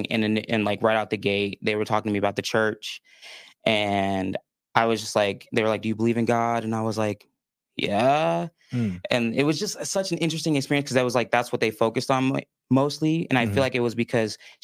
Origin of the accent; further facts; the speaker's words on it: northwest suburbs of Chicago, Illinois, United States; moved away as an adult; also born or lived in Minnesota; now in Utah, United States; I was raised in the northwest suburbs of Chicago, so about an hour out.